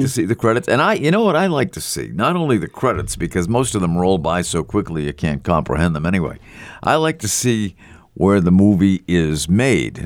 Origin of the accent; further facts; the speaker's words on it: Scotland, United Kingdom; I'm Scottish